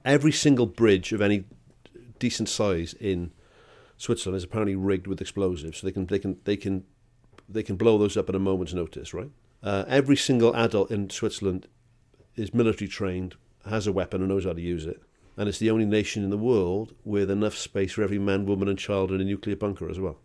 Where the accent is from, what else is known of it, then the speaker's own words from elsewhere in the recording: Wales, United Kingdom; I'm bloody Welsh